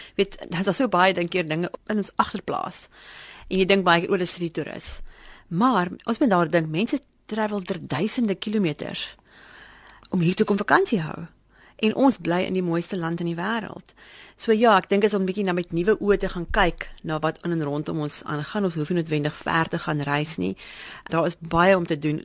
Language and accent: Afrikaans; South Africa; ons ons trots as Suid-Afrikaners